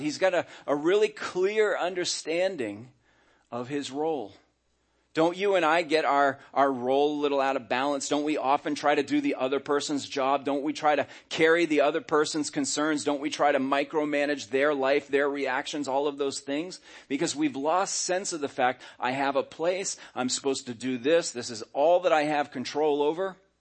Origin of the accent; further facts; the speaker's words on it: United States; I was born in America